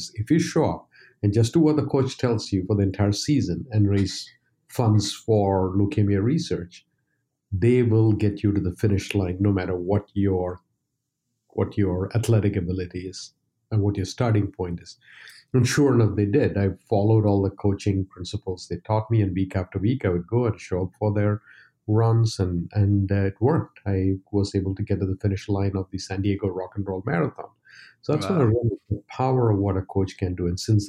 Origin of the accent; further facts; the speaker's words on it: India; now in United States; When I moved to the US from India, I realized a lot more people were running marathons.